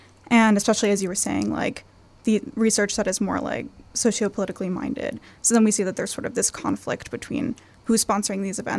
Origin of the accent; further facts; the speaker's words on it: New York, United States; And I'm …. I'm from New York, and I'm also a writer.